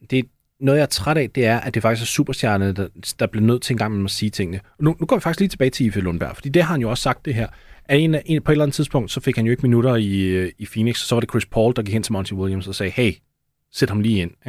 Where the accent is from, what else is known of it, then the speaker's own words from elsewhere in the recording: Denmark; Det er en af de organisationer, man har lidt svært ved at uh, kilder til som dansker, vil jeg sige.